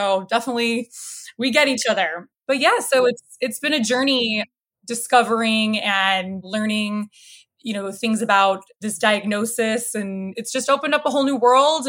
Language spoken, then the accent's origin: English; Barrington, Illinois, United States; also born or lived in Chicago, Illinois; I grew up in a northwest suburb called Barrington